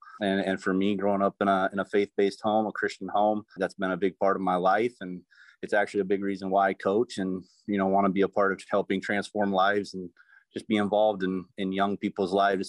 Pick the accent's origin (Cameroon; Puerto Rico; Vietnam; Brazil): Cameroon; moved away as an adult; now in United States; I'm originally from Cameroon, West Africa, and I came to the United States in 2009, where I attended Grace College in Winona Lake, Indiana, which is an NAIA school.